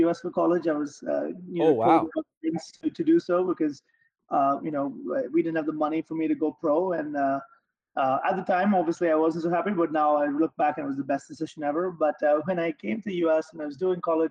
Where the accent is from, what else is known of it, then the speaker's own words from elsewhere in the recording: Mumbai, Maharashtra, India; moved away as an adult; also born or lived in Arkansas / Long Island; now in United States; I grew up in Bombay in India